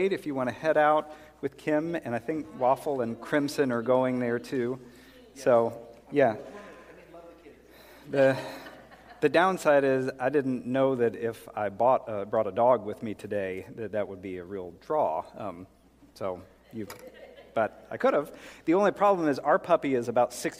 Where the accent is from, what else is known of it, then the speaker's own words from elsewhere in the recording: South Carolina, United States; moved away; I grew up in South Carolina. Well, sixth grade through high school, we were in South Carolina